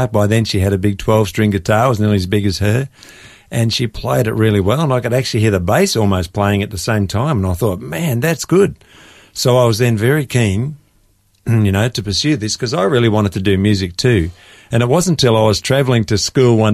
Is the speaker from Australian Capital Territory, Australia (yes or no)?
no; Gippsland, Victoria, Australia; we're both country kids from Gippsland